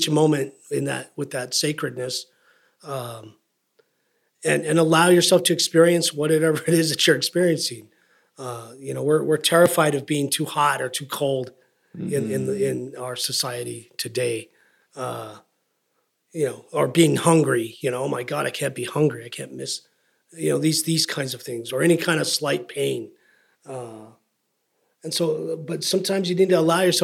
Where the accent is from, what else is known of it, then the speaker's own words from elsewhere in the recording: United States; being an American, growing up in America